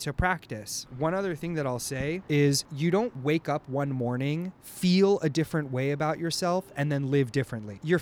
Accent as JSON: {"language": "English", "town": "Los Angeles", "region": "California", "country": "United States", "tie": "born or raised there", "said": "I'm from Los Angeles"}